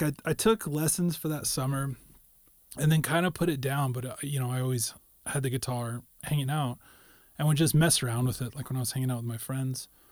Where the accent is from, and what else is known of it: Carson City, Nevada, United States; born or raised there; also born or lived in Sacramento